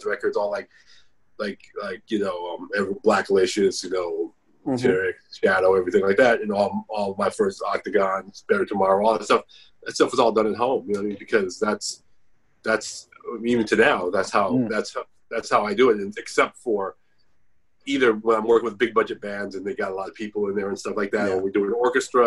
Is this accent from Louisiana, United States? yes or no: no; Bay Area, California, United States; I'm from the Bay Area